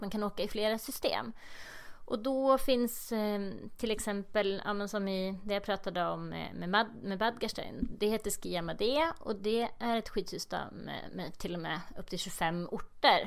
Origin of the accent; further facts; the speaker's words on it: Eskilstuna, Södermanland, Sweden; also born or lived in Lindvallen; Jag är från Eskilstuna